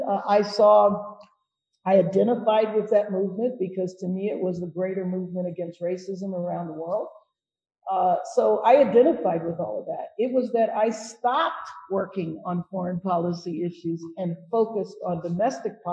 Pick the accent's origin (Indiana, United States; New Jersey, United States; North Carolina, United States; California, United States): California, United States; Los Angeles; Yeah, Los Angeles, California.